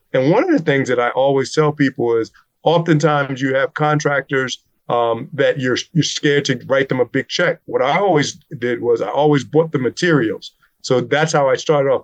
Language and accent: English; Newark, New Jersey, United States; we're both from Newark, so we understand the rough areas